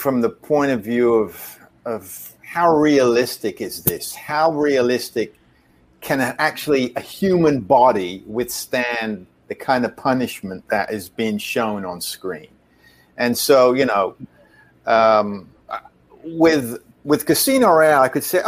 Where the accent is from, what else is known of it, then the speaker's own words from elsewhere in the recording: England, United Kingdom; growing up in England